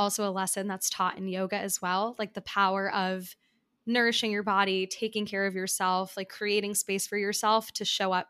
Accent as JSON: {"language": "English", "region": "New York", "country": "United States", "tie": "born or raised there", "said": "So as someone who also lives in New York and has been here for some time"}